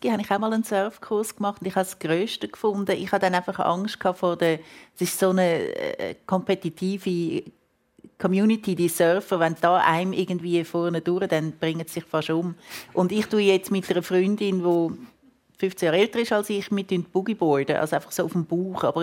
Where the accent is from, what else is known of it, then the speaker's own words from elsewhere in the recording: Switzerland; Und ich aber so als, als Schweizerin, ich habe so das Gefühl, müssen doch, die müssen sich doch freuen, wenn ich komme.